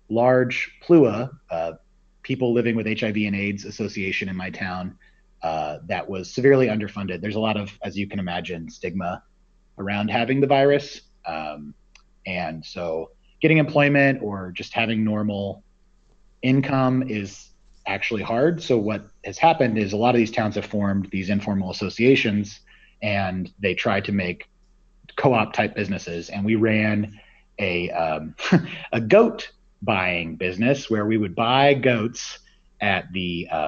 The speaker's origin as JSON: {"language": "English", "region": "Midwest", "country": "United States", "tie": "born or raised there", "said": "I grew up in the Midwest and uh, hadn't really seen a lot of oceans uh, or done any kind of serious travel."}